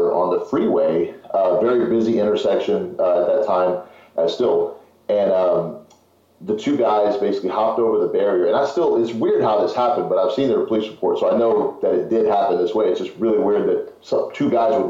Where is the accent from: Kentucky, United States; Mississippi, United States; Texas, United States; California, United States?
Texas, United States; Houston; also born or lived in Fort Worth, Texas; I was born in Houston, moved to Fort Worth, and then moved back to Houston when I was about eight, seven